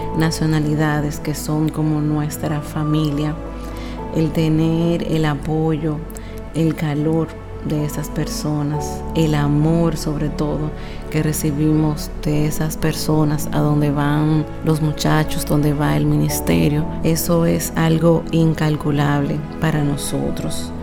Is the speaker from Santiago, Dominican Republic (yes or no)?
yes; Santiago de los Caballeros, Santiago, Dominican Republic; de la República Dominicana, específicamente de la ciudad más hermosa y donde encontrarán las personas más acogedoras, Santiago, la ciudad corazón